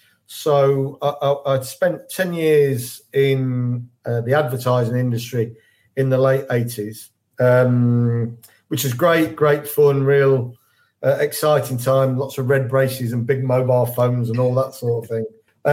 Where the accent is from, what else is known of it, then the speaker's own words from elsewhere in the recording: Leicester, East Midlands, United Kingdom; moved away as an adult; also born or lived in Leeds; I'm a Leicester lad. I was born and bred in Leicester, but I moved up to Yorkshire when I was 18. Studied up in Yorkshire there, in Leeds